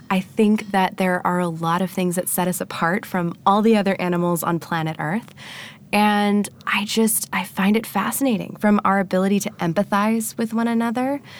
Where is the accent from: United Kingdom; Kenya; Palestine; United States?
United States; Annapolis, Maryland; I started a meetup in my hometown